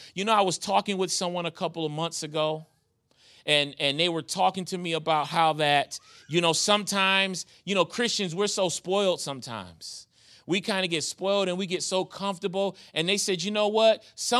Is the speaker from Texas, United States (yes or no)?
no; New York, United States; Now, my wife, man, I am from New York. My wife is from Virginia.